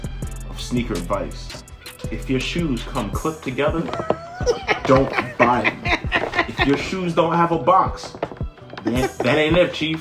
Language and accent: English; Philadelphia, Pennsylvania, United States; I'm from Philly